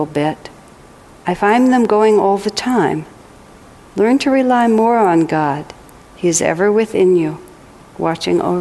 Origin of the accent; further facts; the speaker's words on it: United States; I am American